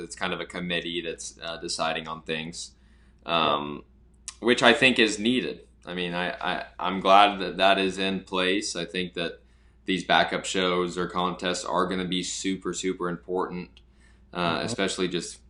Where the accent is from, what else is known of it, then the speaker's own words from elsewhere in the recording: Phoenix, Arizona, United States; moved away as an adult; also born or lived in Wyoming; I came from Phoenix, which has like 4 million people in the whole metropolitan area.